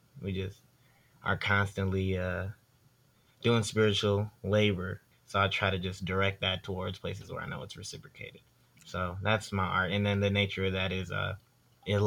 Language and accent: English; Fredericksburg, Virginia, United States; born or raised there; also born or lived in Detroit, Michigan / Dumfries, Virginia